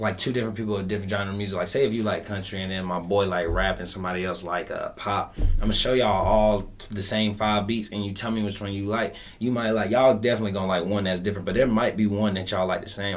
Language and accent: English; Fayetteville, North Carolina, United States; I'm from Westside Fayetteville, North Carolina.